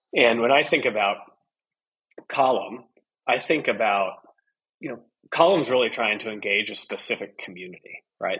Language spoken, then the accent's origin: English; Midwest, Iowa, United States; I'm a person from the Midwest in the United States, a farming community in Iowa